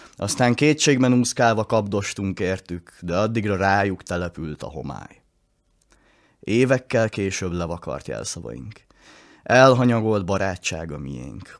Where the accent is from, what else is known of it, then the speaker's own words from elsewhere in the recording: Hungary; el leszek szakítva a szülőföldemtől